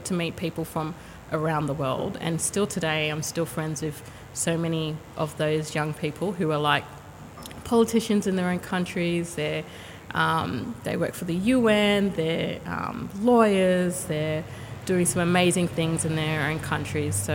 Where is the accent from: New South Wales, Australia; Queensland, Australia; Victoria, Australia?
New South Wales, Australia; Sydney; also born or lived in Canberra / Brisbane / Perth; So I actually grew up. I was born in Glebe, hey. So you know, Glebe is was my home for um, many years, and I um, then moved around quite a bit.